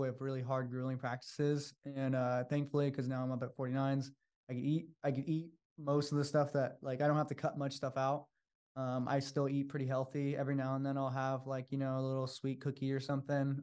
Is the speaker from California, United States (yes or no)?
yes; Sacramento, California, United States; moved away as an adult; now in San Francisco, United States; I'm from Sacramento, so I have a lot of family here